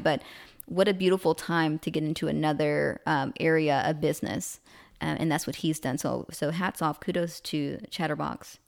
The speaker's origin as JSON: {"language": "English", "region": "the South", "country": "United States", "said": "I'm from the South"}